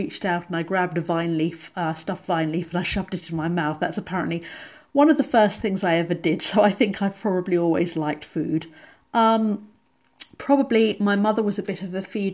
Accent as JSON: {"language": "English", "region": "England", "country": "United Kingdom", "said": "I'm English"}